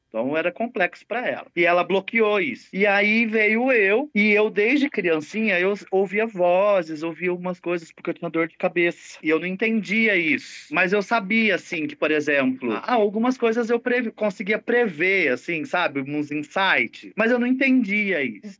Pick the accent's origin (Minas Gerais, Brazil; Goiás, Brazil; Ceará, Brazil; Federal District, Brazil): Minas Gerais, Brazil; Poços de Caldas; moved away; Eu sou natural de Poços de Caldas, que é sul de Minas